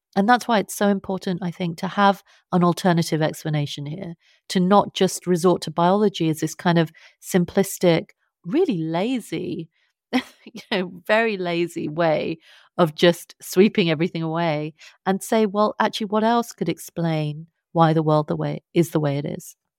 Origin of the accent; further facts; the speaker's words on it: London, United Kingdom; accent: British; I was born and I, I'm brought up in London